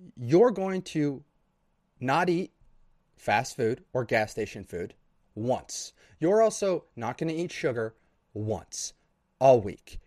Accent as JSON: {"language": "English", "region": "Idaho", "country": "United States", "tie": "born or raised there", "said": "No buildings over three stories in my town slash my area of the state, because I'm from Idaho."}